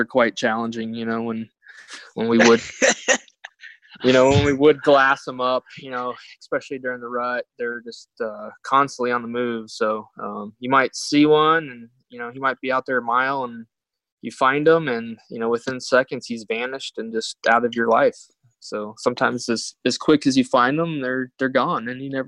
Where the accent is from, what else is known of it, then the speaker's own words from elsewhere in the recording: Arizona, United States; also born or lived in Montana; I grew up in Arizona